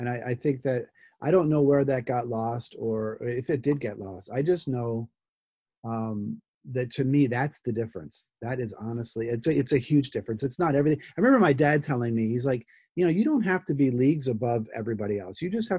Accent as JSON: {"language": "English", "region": "New Jersey", "country": "United States", "said": "part of me is Jersey, you know, I'm from New Jersey, and I kind of say what I think."}